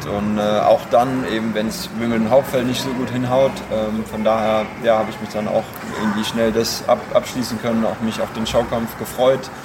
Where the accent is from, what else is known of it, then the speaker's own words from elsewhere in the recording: Karlsruhe, Baden-Württemberg, Germany; da bin ich groß geworden in dem Verein